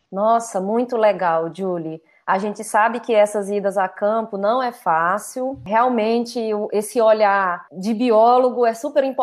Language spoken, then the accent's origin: Portuguese; Ceará, Brazil; Eu sou do Ceará, do Nordeste, então a gente sabe que aqui é um clima muito